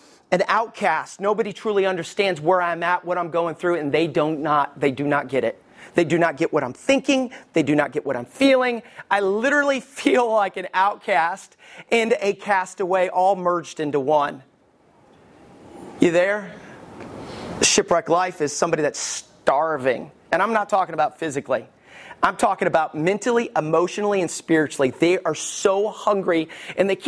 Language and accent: English; Alabama, United States; also born or lived in Detroit, Michigan; I was raised in Alabama, hallelujah, but I was born in Michigan, armpit of the world, Detroit